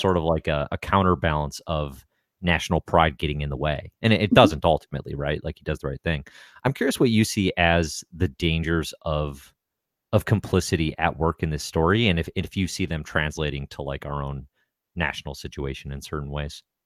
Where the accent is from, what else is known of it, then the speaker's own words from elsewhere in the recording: United States; I'm American